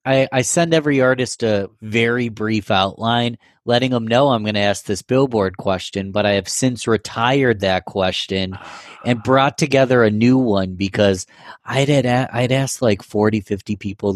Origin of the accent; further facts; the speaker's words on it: Rochester, New York, United States; I'm from Rochester, born and raised, but so much respect for Buffalo, you know?